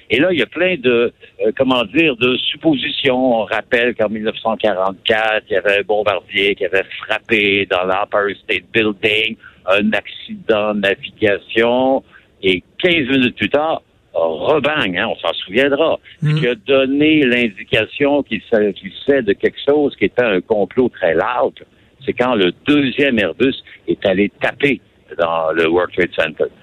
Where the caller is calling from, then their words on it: Kingston, Ontario, Canada; je suis près de Kingston, en Ontario.